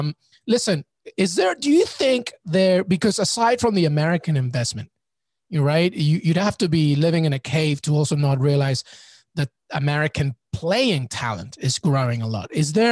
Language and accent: English; England, United Kingdom; I've growing up in England